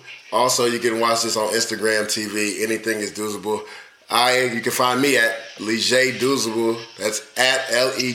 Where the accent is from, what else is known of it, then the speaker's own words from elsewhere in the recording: Tampa, Florida, United States; I'm from Tampa, but, like, most of my family is down here